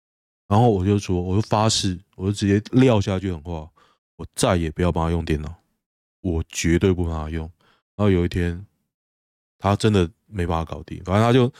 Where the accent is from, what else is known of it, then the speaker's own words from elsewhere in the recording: Taoyuan, Taiwan; 像我老家在桃园市区一个老家，我爸妈住那边，我姐住那边，环境越来越糟